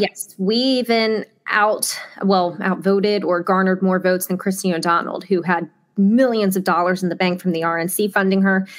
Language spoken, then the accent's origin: English; Delaware, United States; I grew up in Delaware. I love Delaware. It's my home